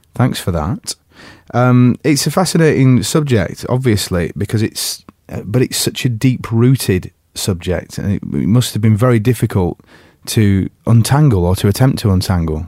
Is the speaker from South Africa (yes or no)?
no; England, United Kingdom; as an English person